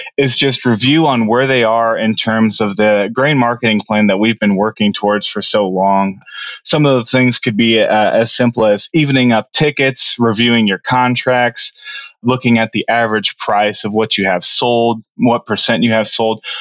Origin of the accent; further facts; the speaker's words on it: Noblesville, Indiana, United States; I come from uh, Noblesville, Indiana, which is just about 45 minutes north of Indianapolis, and grew up with my family there